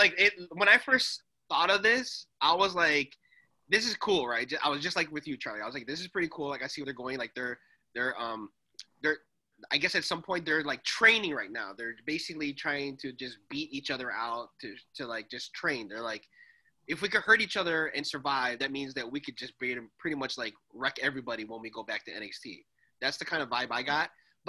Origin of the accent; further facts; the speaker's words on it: Canada; I'm actually Canadian.